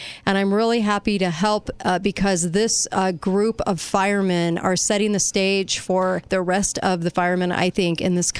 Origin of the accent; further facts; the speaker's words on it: Los Angeles, California, United States; also born or lived in Orange County, California; I'm from Los Angeles. I'm from Southern California, Orange County.